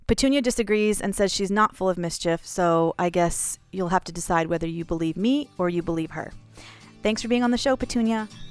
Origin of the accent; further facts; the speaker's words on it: Houston, Texas, United States; moved away as an adult; also born or lived in northern Minnesota; now in Minnesota, United States; I'm from Houston